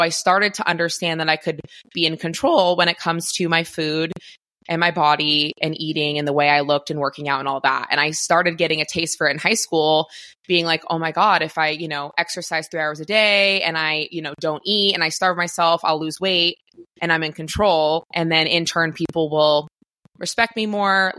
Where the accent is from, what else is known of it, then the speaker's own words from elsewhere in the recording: Maine, United States; now in Santa Clarita, United States; I am originally from Maine, a really small town in Maine